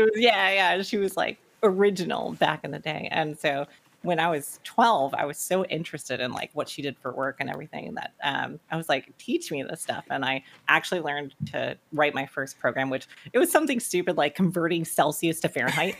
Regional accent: North Carolina, United States; I actually grew up in South Carolina, but very, very early on moved to North Carolina. Pretty much lived here all my life

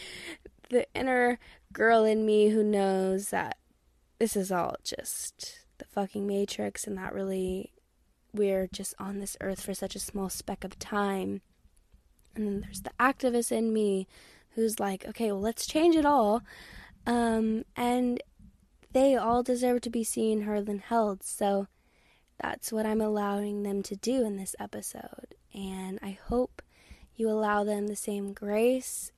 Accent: Texas, United States; born and raised in Texas

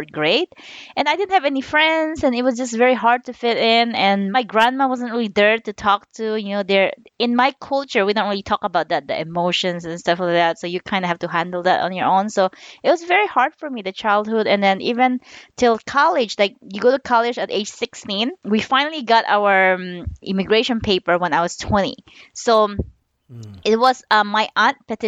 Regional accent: Philippines; moved away as an adult; also born or lived in Jolo, Sulu; Then I was a second generation born and raised in the Philippines. Okay. So I moved here when I was 20 years old.

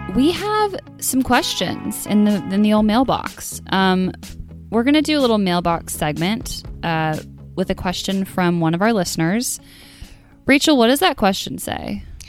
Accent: Omaha, Nebraska, United States; my hometown was in Omaha

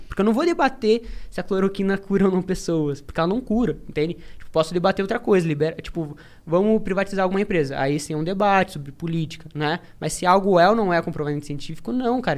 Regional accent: interior of Paraná, Brazil; sou do interior do Paraná

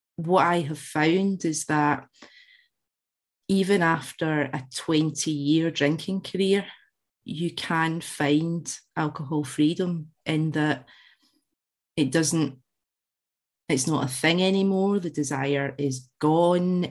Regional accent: Glasgow, Scotland, United Kingdom; as you can tell from the accent, I, I was born in Glasgow, raised in with Central Scotland

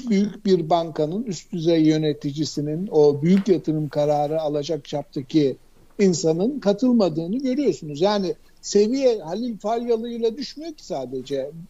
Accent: Turkey; okuyorum e, kocaman bir ilan çıktı karşıma. Türkiye'liyim diye herhalde bana gösterdi onu.

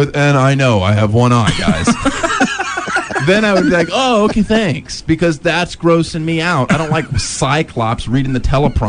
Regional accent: Germany; I was born in Germany.

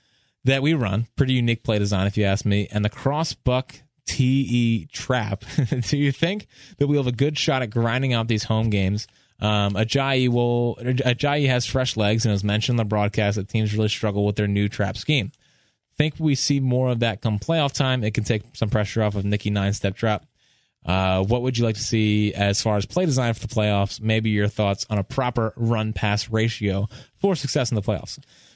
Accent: New Hampshire, United States; I wanted to mention I'm from New Hampshire and have been a fan my whole life.

